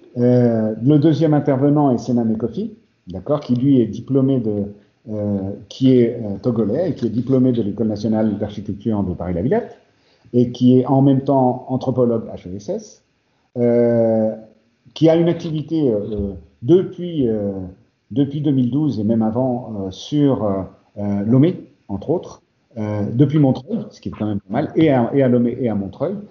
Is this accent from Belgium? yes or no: no; Spain; moved away; l'Espagne, parce que c'est mon pays d'origine aussi